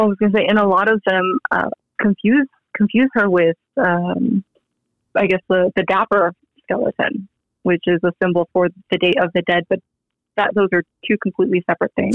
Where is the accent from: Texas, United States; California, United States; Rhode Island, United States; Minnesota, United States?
California, United States; San Diego; moved away as an adult; also born or lived in Rockledge, Florida; now in Las Vegas, United States; I was born in Florida, but you know I moved to San Diego and pretty much grew up in San Diego, raised in San Diego, and now I moved to Vegas